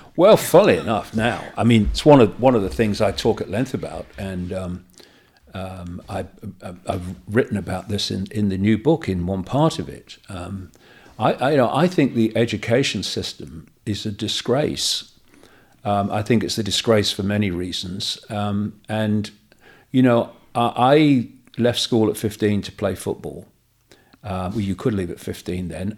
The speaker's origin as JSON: {"language": "English", "town": "Leicester", "region": "East Midlands", "country": "United Kingdom", "tie": "born or raised there", "moved": "yes", "said": "my uh, house where I was brought up in Leicester"}